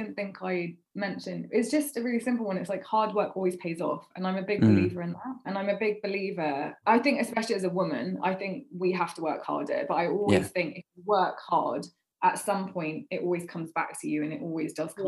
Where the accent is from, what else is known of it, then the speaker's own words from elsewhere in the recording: London, United Kingdom; I went to an all-girls school for so long and it was in West London